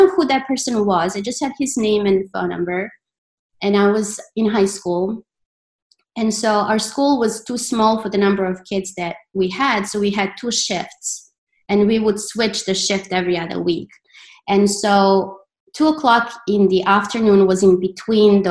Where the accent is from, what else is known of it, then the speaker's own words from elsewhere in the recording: Belgrade, Serbia; moved away as an adult; now in United States; I was born in Belgrade and then I moved to the States. Mm-hmm. When I was 18